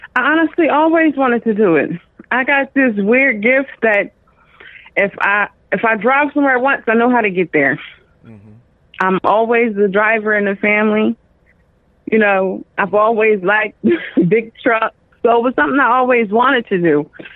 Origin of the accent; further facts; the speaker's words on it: Dover, Delaware, United States; I'm from Dover, Delaware.